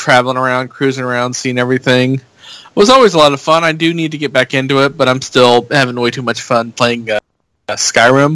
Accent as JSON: {"language": "English", "region": "Indiana", "country": "United States", "tie": "born or raised there", "said": "growing up in Indiana"}